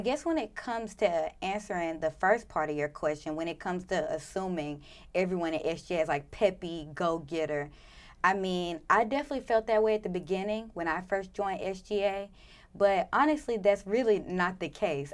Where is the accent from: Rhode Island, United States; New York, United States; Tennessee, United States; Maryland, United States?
Tennessee, United States; Memphis; moved away; I'm from Memphis, so about five, six hours away